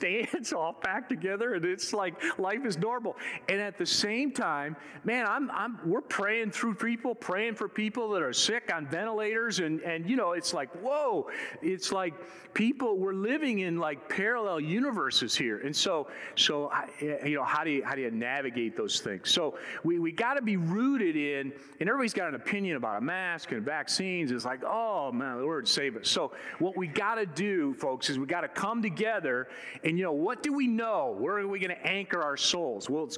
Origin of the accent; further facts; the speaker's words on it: Michigan, United States; moved away; I was born and raised in Michigan